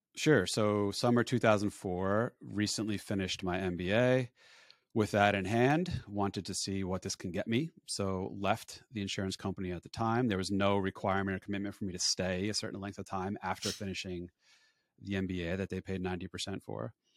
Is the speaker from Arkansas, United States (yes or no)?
no; Woodbridge, New Jersey, United States; I was born and raised in Woodbridge, New Jersey, about ten minutes away from where I live now